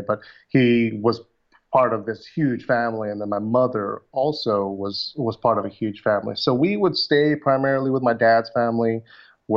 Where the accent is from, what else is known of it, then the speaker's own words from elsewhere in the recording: Burbank, California, United States; also born or lived in Dallas, Texas / Manila, Philippines; I came back when I was around 4 years old and lived in Burbank, California till about junior high